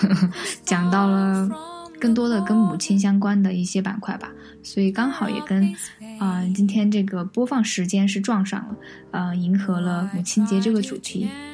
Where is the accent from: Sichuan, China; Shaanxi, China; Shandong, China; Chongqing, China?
Sichuan, China; Chengdu; 我跟颖颖嗯。其实都是在成都这一个片儿区长大的